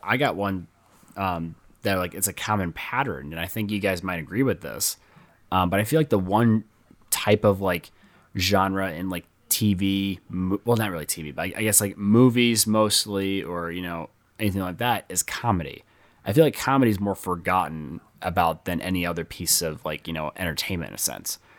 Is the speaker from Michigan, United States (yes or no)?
yes; near Flint, Michigan, United States; in Flint, Michigan, and, you know, that was close to my hometown